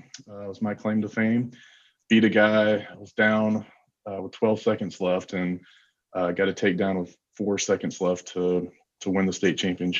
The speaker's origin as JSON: {"language": "English", "town": "Memphis", "region": "Tennessee", "country": "United States", "tie": "born or raised there", "said": "Yeah, so I grew up in Memphis, Tennessee."}